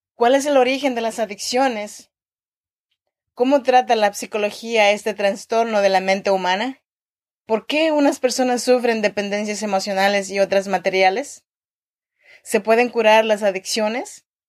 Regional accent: Chinantla region, Oaxaca, Mexico; now in Sacramento, United States; soy mexicana y oaxaqueña de la región chinanteca.

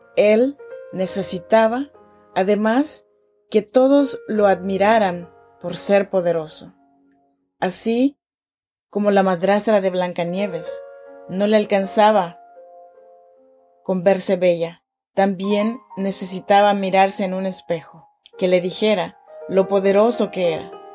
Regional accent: Chinantec region, Oaxaca, Mexico; now in Sacramento, United States

